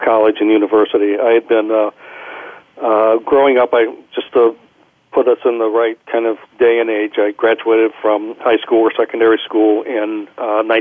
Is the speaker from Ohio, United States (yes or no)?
yes; Kettering, Ohio, United States; I grew up in Kettering, Ohio, which is a suburb of Dayton, Ohio